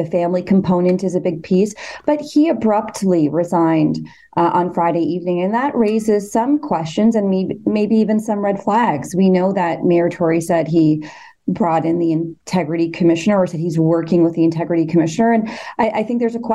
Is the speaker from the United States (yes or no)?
no; Canada; as a Canadian